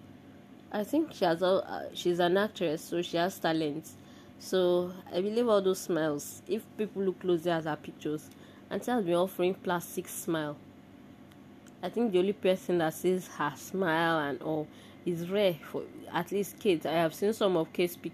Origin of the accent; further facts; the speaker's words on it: Nigeria; as an Nigerian and an African.